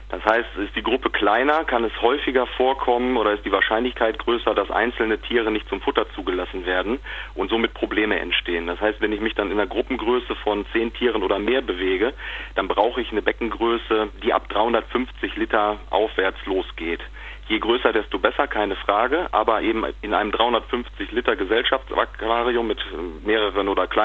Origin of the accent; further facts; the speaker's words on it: Hille, North Rhine-Westphalia, Germany; ich komme aus Hille, das ist ein, äh, eine kleine Gemeinde am Nordhang des Wiengebirges